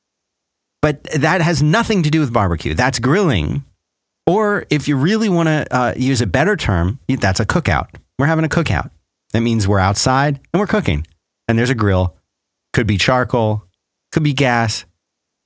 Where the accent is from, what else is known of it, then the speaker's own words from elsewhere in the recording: Philadelphia, Pennsylvania, United States; moved away; I grew up in Philadelphia